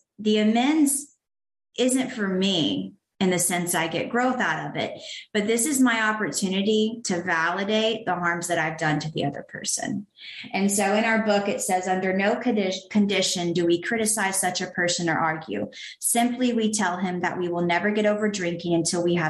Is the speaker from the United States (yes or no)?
yes; the South, United States; also born or lived in Canton, Georgia; I was raised in the South